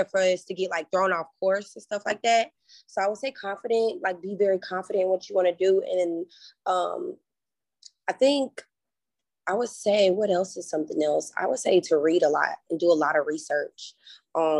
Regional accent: United States; now in Atlanta, United States; my hometown of Carolina

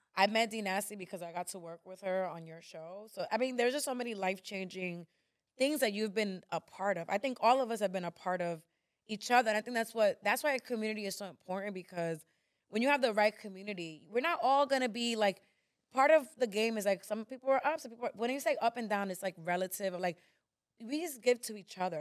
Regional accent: New York, United States; I was born in New York

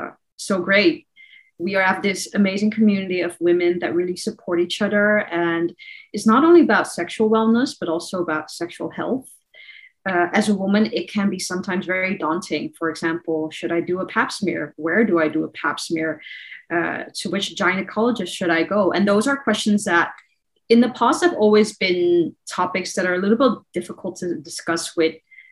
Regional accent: Netherlands; moved away as an adult; now in Shanghai, China; So I'm from the Netherlands, same as Diana, also a Chinese background. I've been living in Shanghai for almost 6 years.

